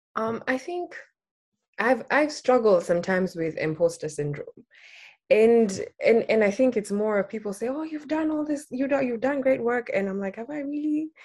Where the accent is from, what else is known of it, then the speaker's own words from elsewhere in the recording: Nairobi, Kenya; I was born and raised in Nairobi, Kenya